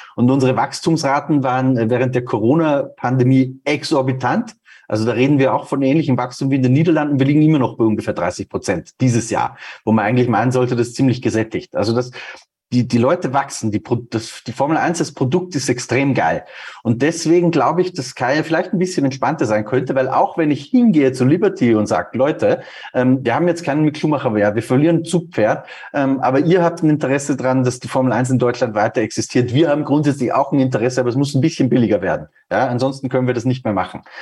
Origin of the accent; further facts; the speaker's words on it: Austria; now in Munich, Germany; Bei uns in Österreich